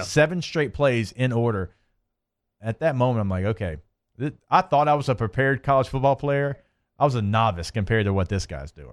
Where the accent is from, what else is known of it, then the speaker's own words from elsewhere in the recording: Shreveport, Louisiana, United States; My hometown, shout out, three one eight.